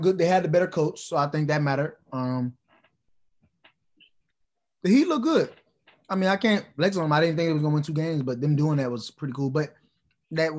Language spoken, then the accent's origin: English; Atlanta, Georgia, United States; we grew up in Atlanta